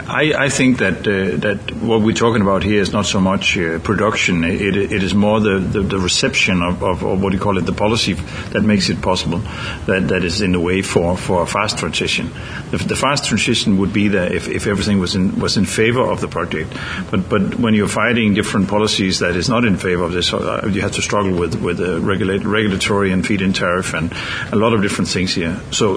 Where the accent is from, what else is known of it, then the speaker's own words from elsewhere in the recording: Denmark; I'm from Denmark, as you said, and Denmark is a green country in many ways also. So I'm from a community in Denmark